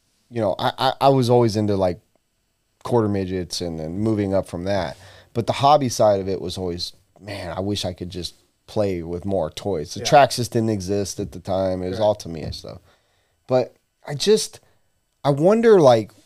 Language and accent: English; Tucson, Arizona, United States; So I was born in Tucson